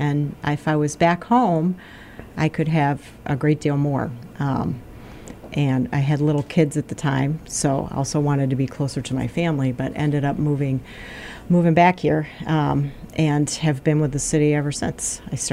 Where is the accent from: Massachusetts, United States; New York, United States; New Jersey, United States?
Massachusetts, United States; Pittsfield; moved away as an adult; also born or lived in the western US; I was born in Pittsfield. I'm a Pittsfield native and grew up here.